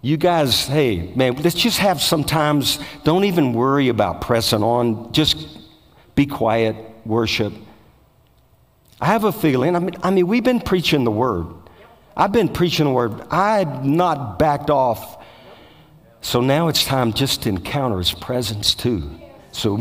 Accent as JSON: {"language": "English", "town": "Bogalusa", "region": "Louisiana", "country": "United States", "said": "I'm from Bogalusa, Louisiana"}